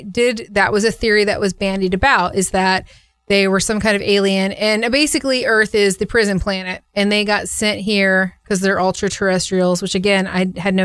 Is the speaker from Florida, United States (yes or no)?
yes; Homosassa, Florida, United States; I grew up in the swamp of Florida. Like, I grew up in Homosassa.